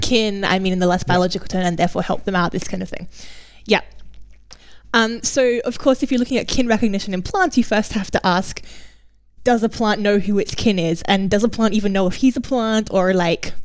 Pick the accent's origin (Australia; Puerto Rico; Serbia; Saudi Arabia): Australia; i'm australian